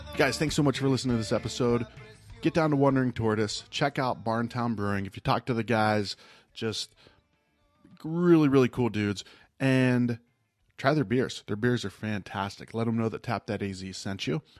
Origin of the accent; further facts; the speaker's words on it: rural Ohio, United States; now in Arizona, United States; I grew up in Ohio. I grew up in, like, rural Ohio